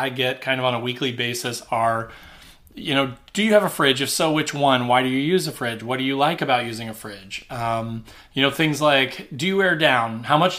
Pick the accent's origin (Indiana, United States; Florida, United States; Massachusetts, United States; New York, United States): Indiana, United States; I'm from Indiana. We don't get nearly as much snow down here